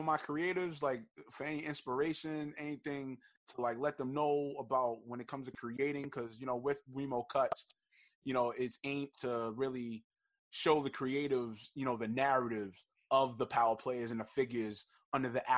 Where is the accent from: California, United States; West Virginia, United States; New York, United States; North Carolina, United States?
New York, United States; a New Yorker